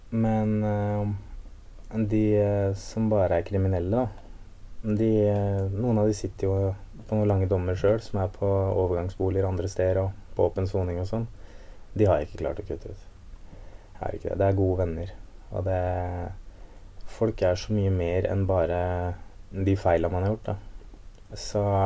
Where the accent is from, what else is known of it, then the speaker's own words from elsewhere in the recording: Askim, Østfold, Norway; Jeg vokste opp i Askim